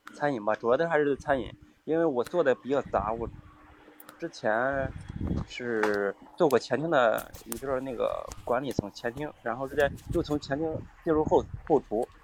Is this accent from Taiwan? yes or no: no; Shangqiu, Henan, China; 来自河南双丘